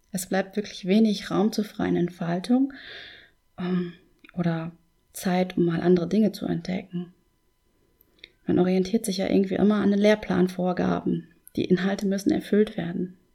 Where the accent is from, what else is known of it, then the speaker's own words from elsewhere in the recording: North Rhine-Westphalia, Germany; Ich zum Beispiel wohne ja seit meiner Kindheit im Münsterland.